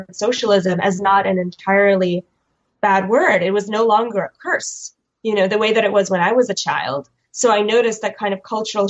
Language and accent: English; Chicago, Illinois, United States; moved away as an adult; also born or lived in Kyiv, Ukraine / New York, United States; My family is Jewish, and we emigrated from Kiev to Chicago in 1992